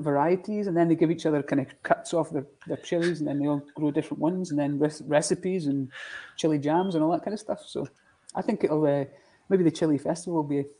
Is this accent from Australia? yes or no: no; Langholm, Scotland, United Kingdom; moved away as an adult; also born or lived in Edinburgh; growing up in the Borders, you kind of know rugby